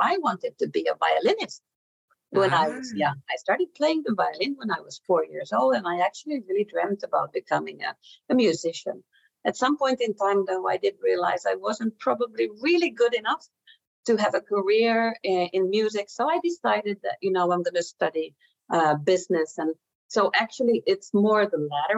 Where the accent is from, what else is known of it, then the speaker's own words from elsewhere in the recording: Finland; moved away as an adult; now in Norway; So I am a Finnish citizen, and I've lived in Finland most of my life